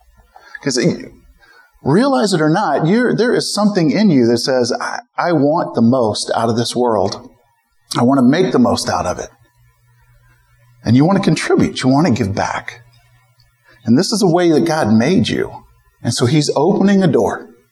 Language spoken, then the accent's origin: English; Midwest, United States; also born or lived in St. Louis; Beth and I were born and raised in the Midwest.